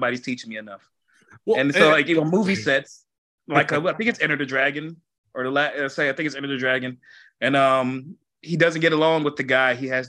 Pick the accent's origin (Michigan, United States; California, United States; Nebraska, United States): Michigan, United States; Detroit; now in Grand Rapids, United States; I grew up in Detroit, and like, I always tell people, Detroit, not like Farmington Hills